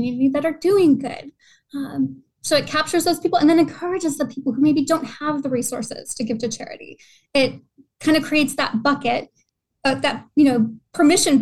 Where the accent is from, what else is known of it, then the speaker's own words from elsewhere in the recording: Rhode Island, United States; now in Virginia, United States; I'm from Rhode Island originally.